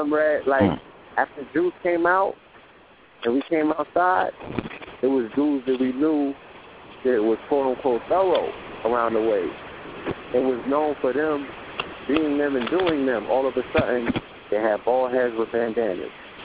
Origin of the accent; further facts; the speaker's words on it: New York, United States; growing up in New York